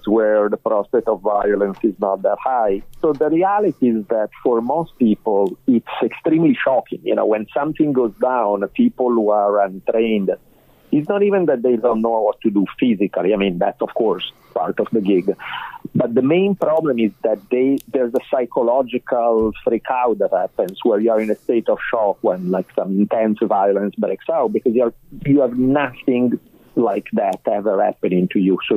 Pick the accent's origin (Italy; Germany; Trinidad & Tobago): Italy; Milan, Lombardy; accent: Italian; English is a second language; moved away as an adult; now in United States; Milan. I grew up in Milan. I spent there the first 18 years of my life.